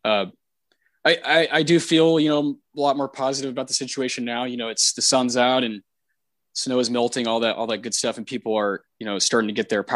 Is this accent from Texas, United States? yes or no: yes; San Antonio, Texas, United States; as a Texan. Again, I've lived here for almost all of my life. I've lived in a few other places, but mostly Texas and mostly San Antonio